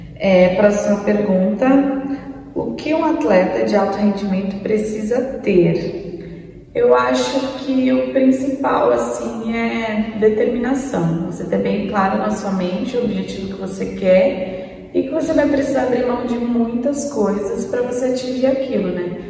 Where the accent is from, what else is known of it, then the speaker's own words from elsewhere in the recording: Santos, São Paulo, Brazil; Santos, né, pessoal? Nasci, cresci aqui, então meu pai é santista